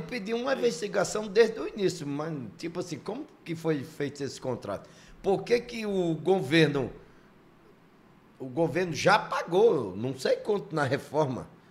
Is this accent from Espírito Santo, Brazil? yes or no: no; Mossoró, Rio Grande do Norte, Brazil; Eu também sou lá do Nordeste, sou lá de Mossoró, Rio Grande do Norte.